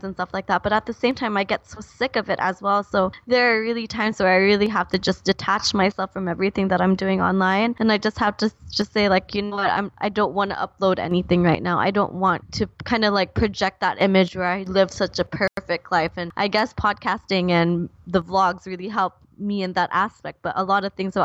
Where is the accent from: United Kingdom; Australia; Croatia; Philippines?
Philippines; I grew up in the Philippines